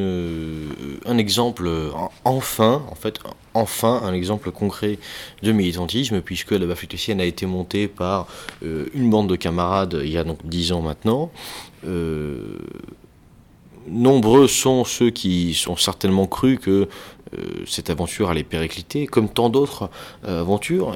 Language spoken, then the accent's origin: French; the South, southern France, France; je viens du Sud